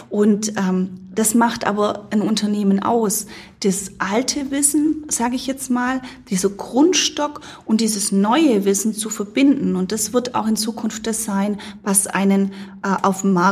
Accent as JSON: {"language": "German", "country": "United States", "lives_now": "Germany", "said": "ich bin Amerikanerin und ähm, wenn ich das, die, die Mentalität in Amerika sehe"}